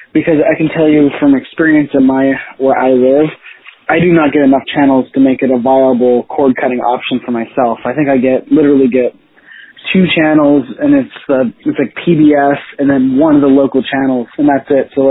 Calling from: Pennsylvania, United States; Hey Rob, I was just … from Pennsylvania.

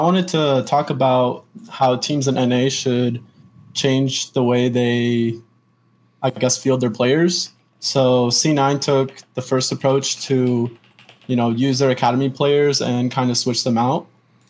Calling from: Gilbert, Arizona, United States; I'm calling from Arizona.

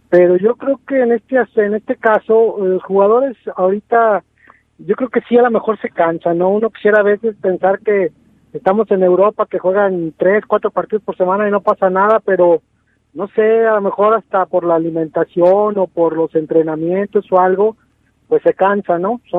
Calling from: León, Guanajuato, Mexico; De aquí, de León, de aquí de, de la Industrial.

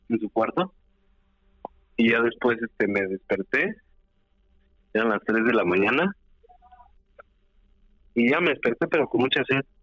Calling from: Mexico City, Mexico; De Ciudad de México.

